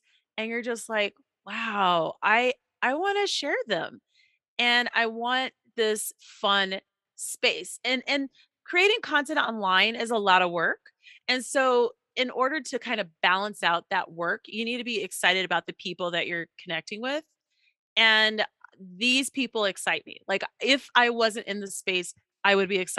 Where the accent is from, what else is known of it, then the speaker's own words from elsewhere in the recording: Colorado, United States; I'm from Colorado.